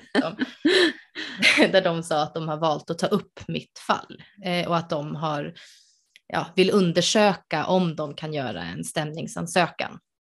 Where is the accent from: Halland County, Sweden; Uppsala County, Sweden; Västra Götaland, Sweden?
Uppsala County, Sweden; Uppsala; moved away; jag är ursprungligen från Uppsala